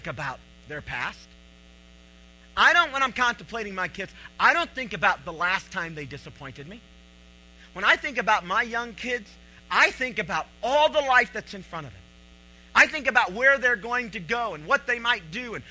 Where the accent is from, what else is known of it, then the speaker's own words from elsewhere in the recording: Cleveland, Tennessee, United States; I'm from Cleveland, Tennessee